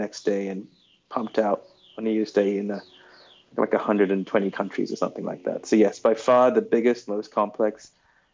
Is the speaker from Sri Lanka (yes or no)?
yes; Sri Lanka; moved away; also born or lived in New York City; I'm a kid from Sri Lanka who grew up obsessed with pop culture